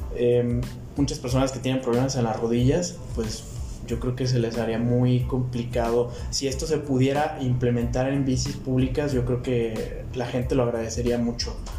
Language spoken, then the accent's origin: Spanish; Guadalajara, Jalisco, Mexico; Yo soy mexicano completamente. Yo nací aquí.